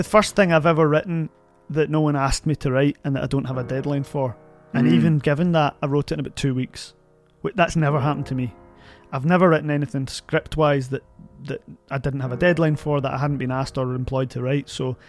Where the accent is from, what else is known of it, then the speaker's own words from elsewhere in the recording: Glasgow, Scotland, United Kingdom; I went to St. Tam's in Jordan Hill, St. Thomas Aquinas.